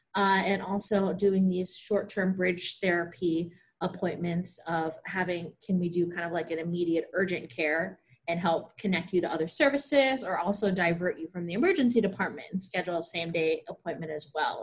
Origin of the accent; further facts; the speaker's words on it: Pennsylvania, United States; moved away as an adult; also born or lived in Chicago / Kentucky; I grew up in Pennsylvania